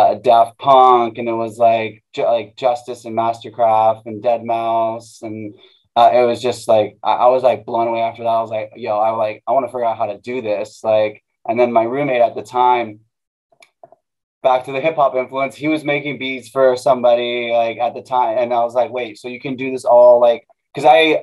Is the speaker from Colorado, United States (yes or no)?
no; Manhattan Beach, California, United States; growing up in Manhattan Beach